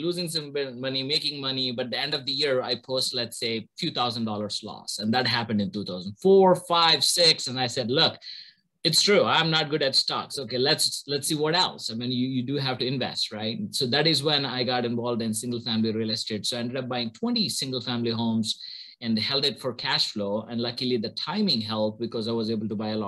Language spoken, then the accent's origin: English; India; moved away as an adult; now in United States; I'm originally from India, born and brought up there, did my bachelor's in electrical engineering over there